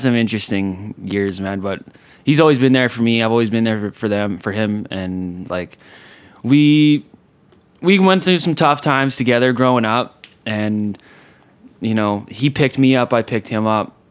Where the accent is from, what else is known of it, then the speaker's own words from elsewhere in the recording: Kelowna, British Columbia, Canada; also born or lived in Calgary / Alberta; I grew up in Kelowna